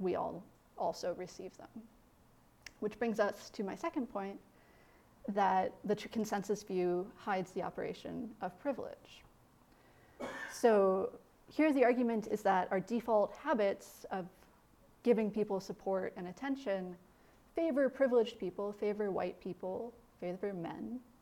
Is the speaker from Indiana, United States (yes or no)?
yes; Indiana, United States; moved away; growing up in Midwestern Indiana